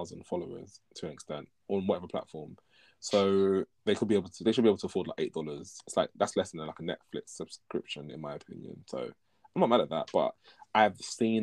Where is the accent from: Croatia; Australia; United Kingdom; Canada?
United Kingdom; I'm Nigerian. Before saying British sometimes.